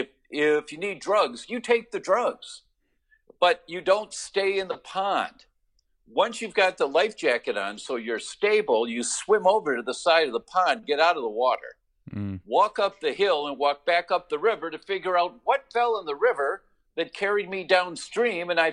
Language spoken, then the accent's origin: English; Detroit, Michigan, United States; moved away; I'm from Detroit originally, so I'm a car guy